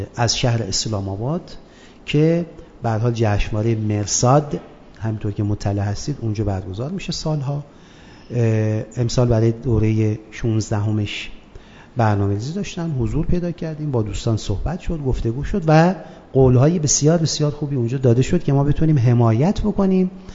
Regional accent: Abadan, Khuzestan, Iran; خوزستان و خصوصا شهر خودم آبادان

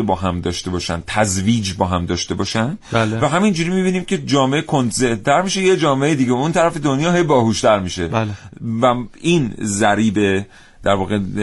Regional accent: Iran; ژن تمام ما ایرانی

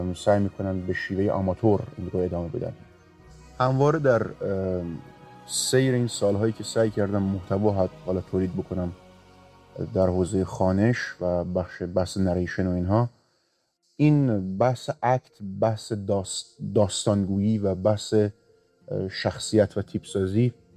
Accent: Rasht, Gilan, Iran; اهل رشتم

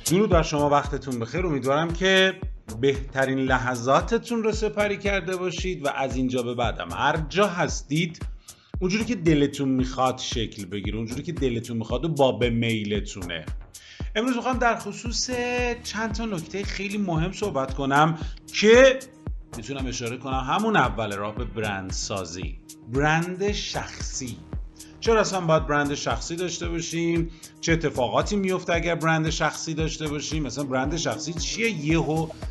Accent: Iran; ما ایرانی هستیم

